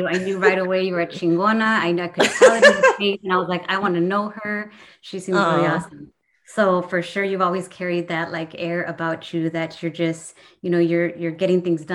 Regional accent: Southern California, United States; moved away as an adult; now in Central Valley, California, United States; I grew up in SoCal. I grew up in Southgate, Norwalk, Cerritos

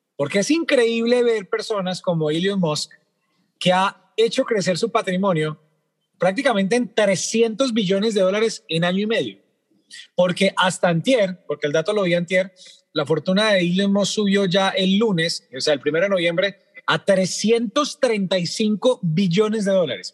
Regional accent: Colombia; hablemos como colombianos

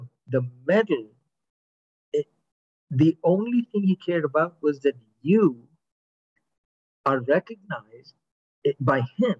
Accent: United States; I'm American

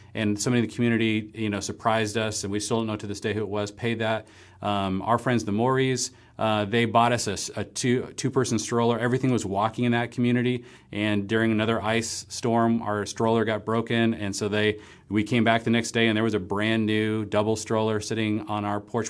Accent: Seattle, Washington, United States; moved away as an adult; also born or lived in Marblehead, Massachusetts; we ended up moving from my hometown in the Seattle area to Gordon Conwell, uh, going to seminary in the Boston area

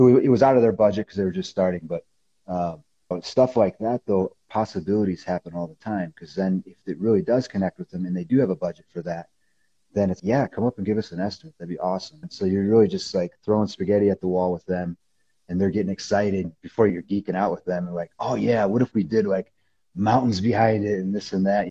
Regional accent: Illinois, United States; moved away as an adult; now in Colorado Springs, United States; I came back to Illinois the fall of my senior year

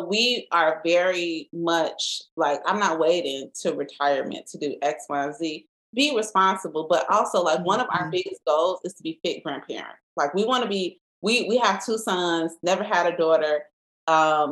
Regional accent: Chicago, Illinois, United States; we're from the South Side

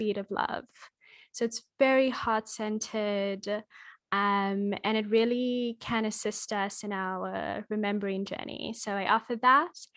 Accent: Australia; also born or lived in Kenya; I'm Australian and Kenyan, and my great-grandmother on my Kenyan side was a medicine woman.

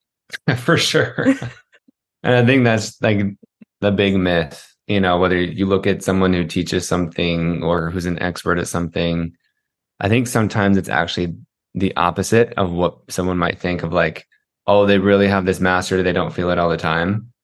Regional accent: Utah, United States; I grew up in Utah.

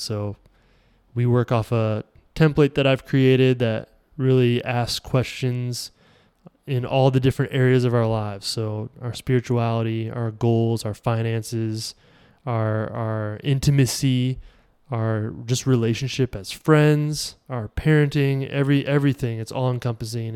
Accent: Iowa, United States; I'm from Iowa

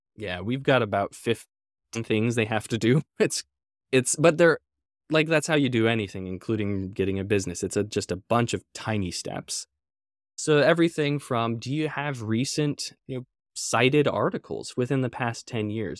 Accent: Everett, Washington, United States; I grew up in Everett, north of Seattle

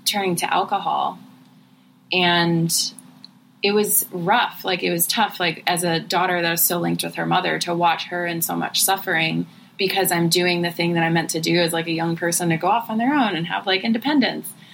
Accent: Cleveland, Ohio, United States; born or raised there; now in Southern California, United States

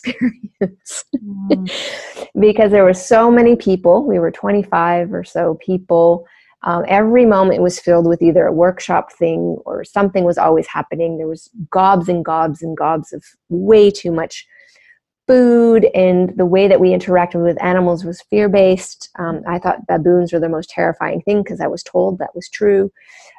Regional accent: Canada; I grew up on First Nation reservations in Canada, so there's a lot of wilderness.

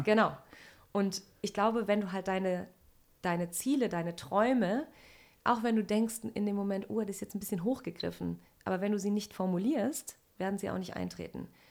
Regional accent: Sauerland, North Rhine-Westphalia, Germany; ich komme aus dem Sauerland in NRW, also ganz ländlich aufgewachsen

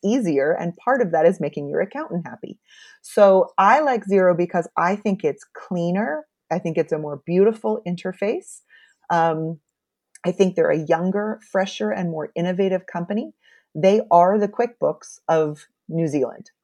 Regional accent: United States; as an American

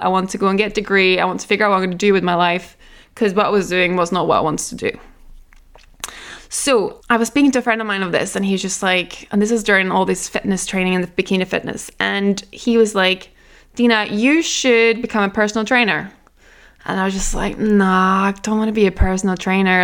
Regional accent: Norway; I am from Norway, we eat really healthy there

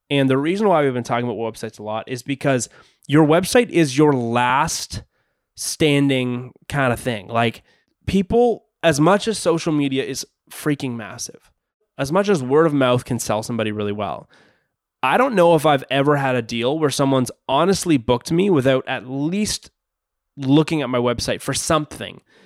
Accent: Canada; I'm from Canada.

